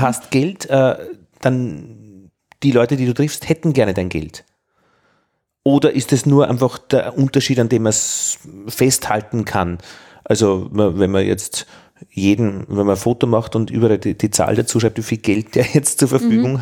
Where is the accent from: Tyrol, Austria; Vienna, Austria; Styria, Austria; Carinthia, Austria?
Vienna, Austria; als, als Wiener